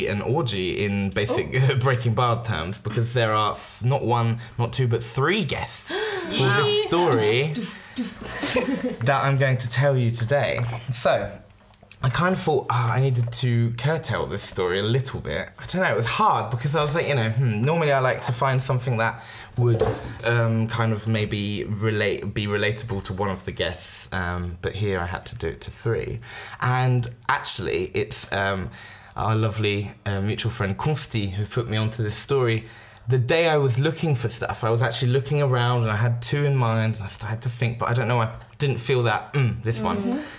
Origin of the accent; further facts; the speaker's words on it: France; We all English growing up in France. We all kind of gravitated towards each other.